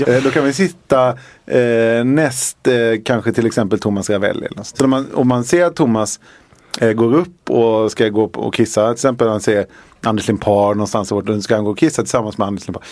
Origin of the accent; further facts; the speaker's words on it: Halmstad, Halland County, Sweden; hemma i Halmstad